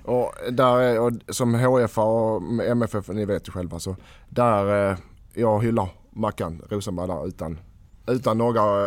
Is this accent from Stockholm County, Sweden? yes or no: no; Skåne, Sweden; vi är danskar